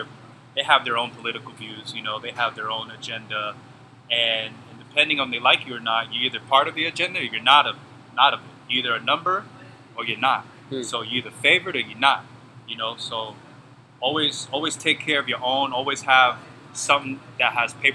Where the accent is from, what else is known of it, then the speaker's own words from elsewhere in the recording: New York City, New York, United States; moved away as an adult; I'm from Bronx, New York. I was born and raised there, you know, for about 20 years